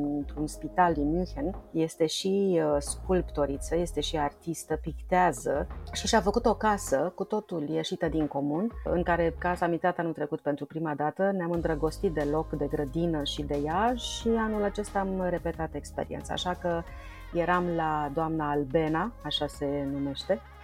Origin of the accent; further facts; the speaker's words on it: Budeasa, Argeș, Romania; now in Bucharest, Romania; eu am copilărit la țară, lângă Pitești, la Budeasa